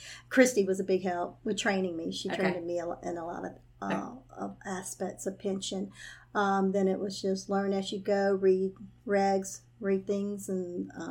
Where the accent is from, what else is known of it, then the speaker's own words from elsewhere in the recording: Baton Rouge, Louisiana, United States; moved away as an adult; also born or lived in Lake Charles, Louisiana / Carrollton, Texas / Lufkin, Texas / Slidell, Louisiana; now in Denham Springs, United States; I'm originally from Baton Rouge.